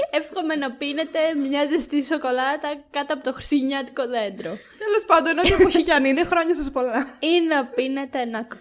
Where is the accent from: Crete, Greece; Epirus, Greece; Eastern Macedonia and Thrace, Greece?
Crete, Greece; Είμαι από την Κρήτη. I'm from Crete.